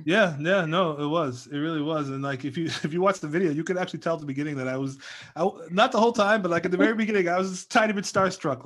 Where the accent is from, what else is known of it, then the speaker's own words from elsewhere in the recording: United States; I was born and raised here in the States